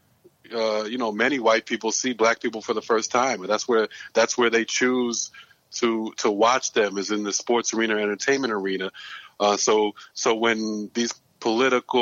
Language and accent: English; New York City, New York, United States; also born or lived in Greensboro, North Carolina; I'm born and raised in Brooklyn